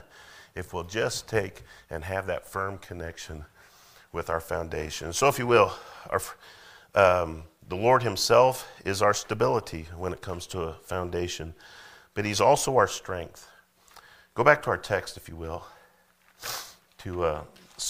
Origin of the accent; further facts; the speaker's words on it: Colorado, United States; now in Missouri, United States; I'm from Colorado